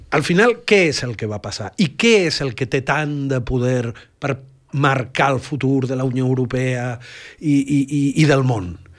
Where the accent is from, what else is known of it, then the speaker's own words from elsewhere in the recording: Catalonia, Spain; com a catalans